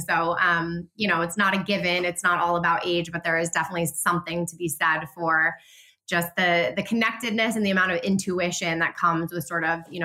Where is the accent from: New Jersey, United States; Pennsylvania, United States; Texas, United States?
New Jersey, United States; now in Vermont, United States; I grew up in New Jersey, which is just a little bit south of here, but I've been here for, you know, 15 years now